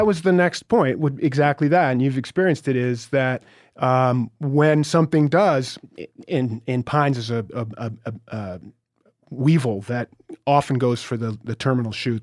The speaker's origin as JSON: {"language": "English", "region": "Vermont", "country": "United States", "said": "I'm from Vermont"}